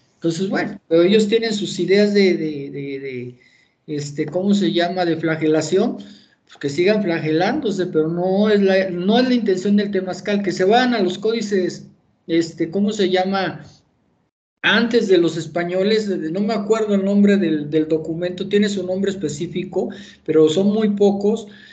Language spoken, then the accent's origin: Spanish; Durango, Mexico; ahí en mi tierra, en Durango, en Tierra Blanca